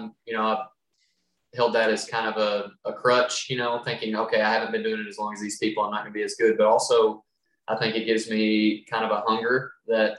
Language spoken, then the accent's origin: English; Western Kentucky, United States; I'm from Western Kentucky. I grew up in a coal mining family